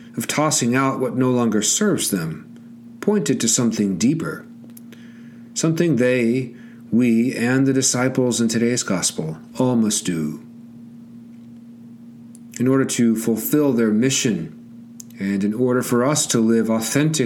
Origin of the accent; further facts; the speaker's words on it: Georgia, United States; my home state of Georgia